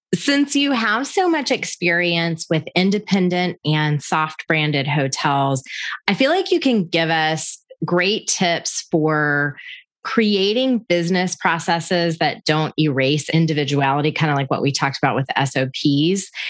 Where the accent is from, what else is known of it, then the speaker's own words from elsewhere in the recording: Panama City, Florida, United States; I'm originally from Panama City, Florida